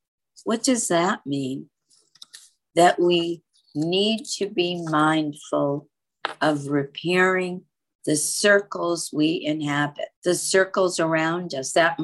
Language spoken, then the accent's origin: English; United States; And you know, I was there as an American and as the wife of a US senator.